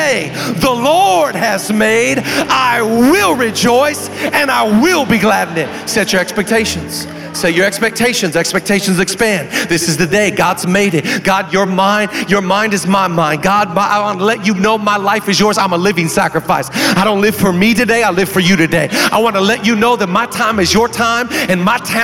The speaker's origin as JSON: {"language": "English", "region": "Washington", "country": "United States", "tie": "born or raised there", "moved": "yes", "said": "I'm a kid from Washington. I grew up on an island."}